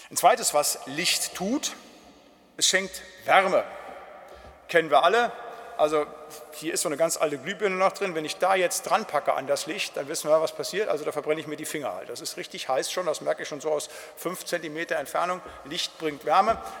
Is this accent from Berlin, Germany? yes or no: no; North Rhine-Westphalia, Germany; ich komme ja aus dem Siegerland, da war so 50 Prozent der Bewaldung, das waren dann so Fichtenmonokulturen